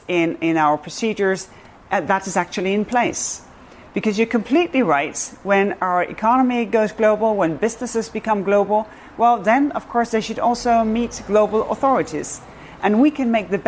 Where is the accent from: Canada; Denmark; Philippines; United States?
Denmark; I come from Denmark